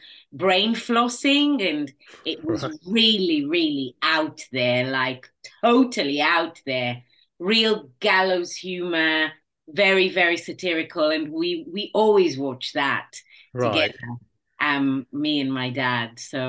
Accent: Tel Aviv, Tel Aviv District, Israel; also born or lived in Crouch End, London; now in London, United Kingdom; I grew up in Tel Aviv in Israel.

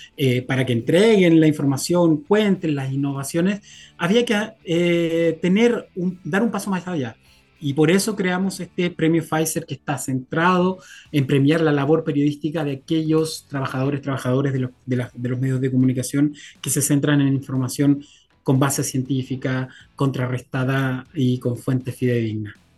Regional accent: Copiapó, Atacama, Chile; yo soy de región, yo soy de Copiapó

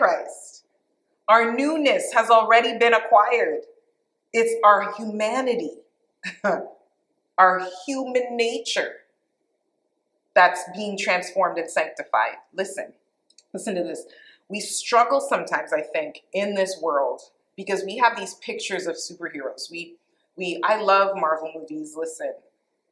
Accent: Canada; moved away as an adult; also born or lived in Toronto; now in United States; I'm Canadian. I'm now American, too, so I'm a dual citizen.

